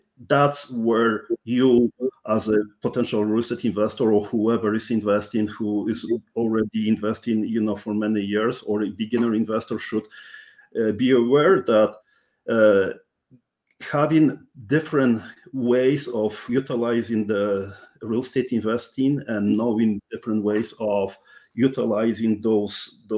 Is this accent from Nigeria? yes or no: no; Poland; English is a second language; now in Canada; I'm Polish born, Canadian, first generation immigrant. So that's something which you may even realize by my strong accent